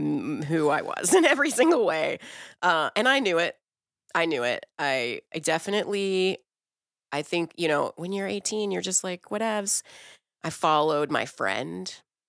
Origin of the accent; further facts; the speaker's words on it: Brazil; born there; No, I'm actually Brazilian. I was born in Brazil.